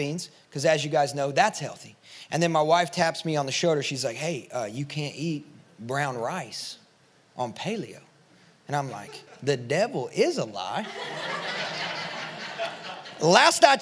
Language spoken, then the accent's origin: English; Kentucky, United States; now in Nashville, United States; I'm from Kentucky.